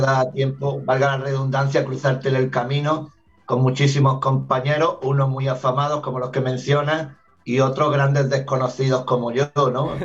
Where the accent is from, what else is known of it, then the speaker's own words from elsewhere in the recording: Granada, Andalusia, Spain; moved away as an adult; also born or lived in Argentina; nací en Granada, en la, ciudad de Granada, en Andalucía, en el sur de España, cuna del flamenco